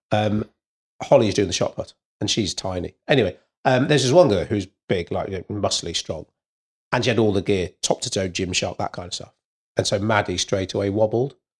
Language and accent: English; Wales, United Kingdom; being Welsh